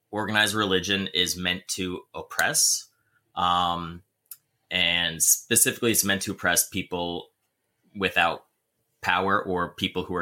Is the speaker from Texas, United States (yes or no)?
no; New Jersey, United States; i grew up in in a family in jersey um we grew up catholic for a while and okay. then my dad found jesus and we started going to um, a calvary chapel